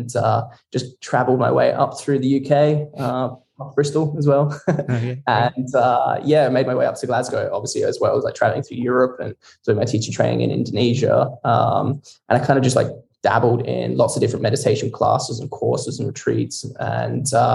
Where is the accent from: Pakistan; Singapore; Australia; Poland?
Australia; Barossa Valley, South Australia; moved away as an adult; now in Scotland; I grew up in the Barossa Valley in South Australia, little old Adelaide. And yeah, I grew up there to the age of 20.